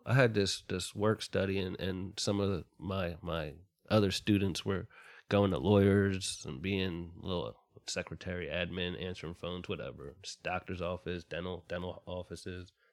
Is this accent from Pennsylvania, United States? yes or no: yes; Ambler, Pennsylvania, United States; born or raised there